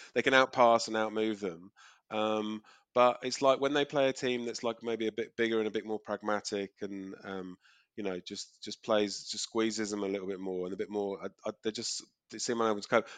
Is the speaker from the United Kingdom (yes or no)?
yes; England, United Kingdom; moved away as an adult; now in Australia; think of myself as English.